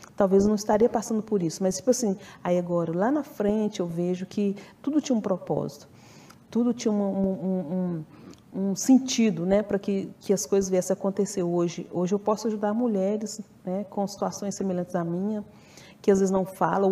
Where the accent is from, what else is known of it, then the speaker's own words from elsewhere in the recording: Ipatinga, Minas Gerais, Brazil; also born or lived in Belo Horizonte; eu sou de Patinga, e eu viajava de Belo Horizonte para Ipatinga sozinha